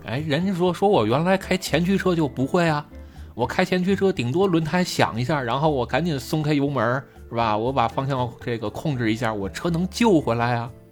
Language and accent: Chinese; Beijing, China; 我们北京一般都说陆川甲